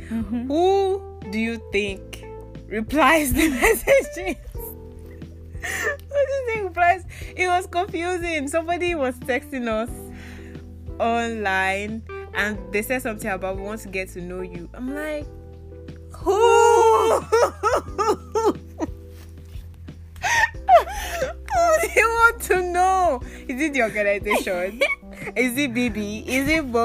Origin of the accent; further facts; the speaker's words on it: Nigeria; also born or lived in Akwa Ibom State, Nigeria (family origin); I was born and raised here.